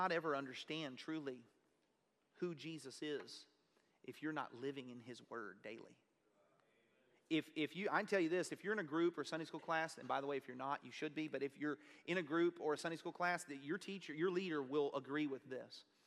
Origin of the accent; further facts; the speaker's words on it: Kennefic, Texas, United States; I'm a bumpkin from Kennefic, Texas